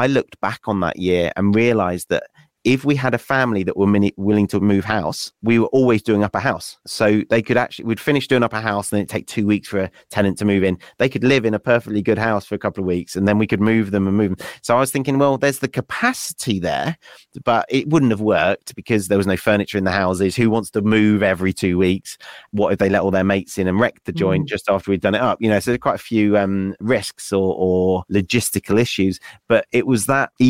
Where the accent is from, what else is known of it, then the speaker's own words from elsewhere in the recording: West Wales, United Kingdom; moved away as an adult; also born or lived in Nottingham; I grew up in West Wales